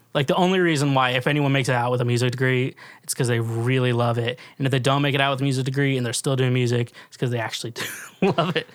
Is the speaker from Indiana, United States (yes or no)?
no; Kansas City, Kansas, United States; now in Nashville, United States; I'm from Kansas City